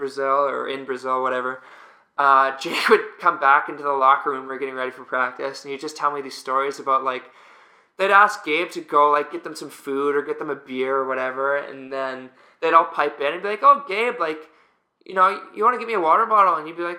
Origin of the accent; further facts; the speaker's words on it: Australia; accent: Aussie; my Aussie accent's